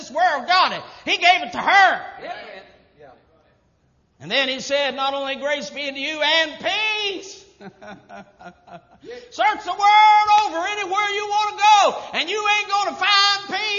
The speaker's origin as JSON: {"language": "English", "country": "United States", "tie": "born or raised there", "said": "I was born in America."}